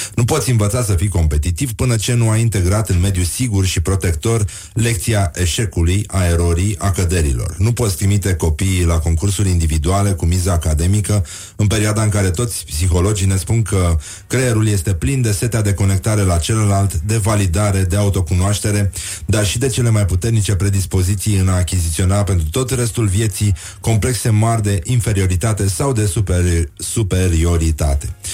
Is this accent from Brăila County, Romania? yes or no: yes; Brăila, Brăila County, Romania; eu sunt din Brăila